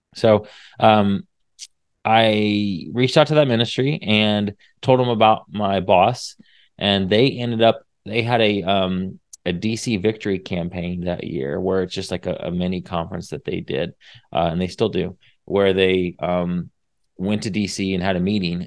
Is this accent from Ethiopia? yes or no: no; Indiana, United States; moved away as an adult; now in Texas, United States; I'm from Indiana. I l, I've been here in Texas for fifteen years now, but born and raised in Indiana